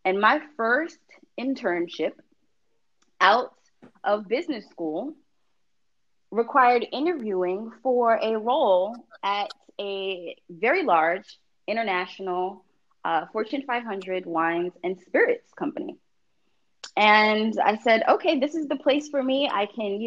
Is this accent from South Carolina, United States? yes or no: no; New York, United States; the neighborhood where I grew up in New York